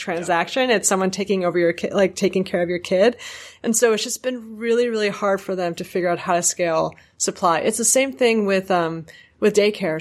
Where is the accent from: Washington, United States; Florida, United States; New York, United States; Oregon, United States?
New York, United States; a New Yorker